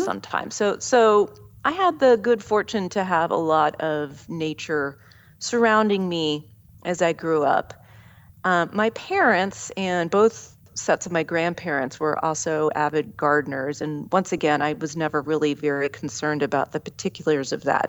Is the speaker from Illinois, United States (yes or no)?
no; Southeast Ohio, United States; moved away; also born or lived in California; my hometown in Southeast Ohio